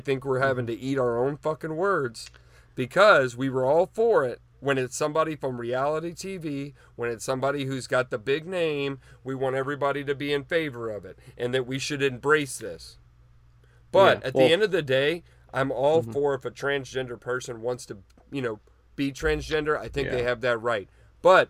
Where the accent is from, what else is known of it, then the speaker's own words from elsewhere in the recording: United States; as an American